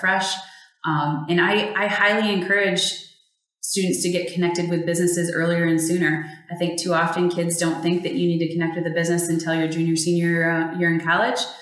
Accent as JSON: {"language": "English", "region": "West Michigan", "country": "United States", "tie": "born or raised there", "also_born_or_lived": "Phoenix, Arizona", "said": "I am a West Michigan girl. Was grew, grew up about an hour north of here."}